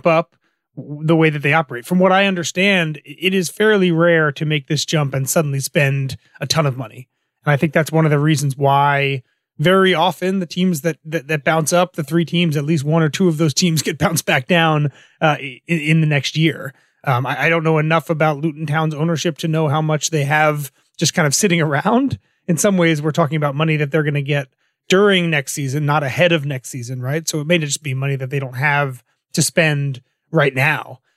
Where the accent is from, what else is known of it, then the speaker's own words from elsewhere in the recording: United States; as an American fan